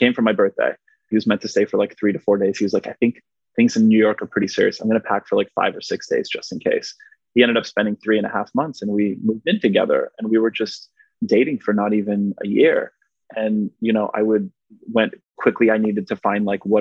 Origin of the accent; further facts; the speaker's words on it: Montreal, Quebec, Canada; first language Polish; English is a second language; moved away; also born or lived in West Virginia; I was raised in Montreal, which is a very diverse, multicultural city.